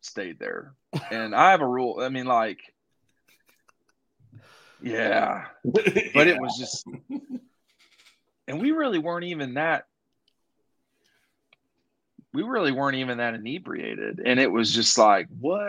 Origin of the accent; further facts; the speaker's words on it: East DeKalb County, Georgia, United States; I grew up in East DeKalb County